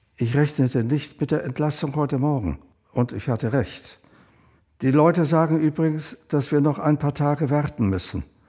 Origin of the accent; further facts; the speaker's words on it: Vienna, Austria; 1936 geboren in Wien